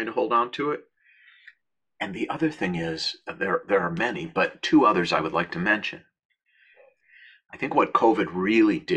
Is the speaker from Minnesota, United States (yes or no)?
yes; Minnesota, United States; moved away; where I grew up in Minnesota